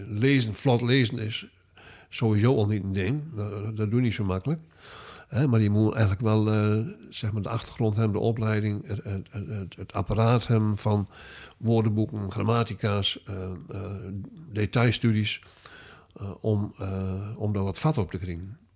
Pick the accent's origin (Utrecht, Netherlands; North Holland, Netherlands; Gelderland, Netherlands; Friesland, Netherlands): Friesland, Netherlands; Oosterwolde; also born or lived in Groningen; Ik kom uit Oosterwolde.